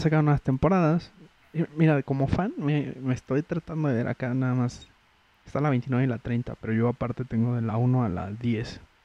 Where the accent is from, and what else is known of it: Mexico